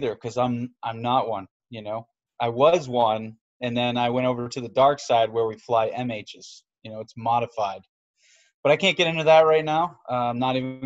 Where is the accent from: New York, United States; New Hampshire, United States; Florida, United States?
New Hampshire, United States; I grew up in New Hampshire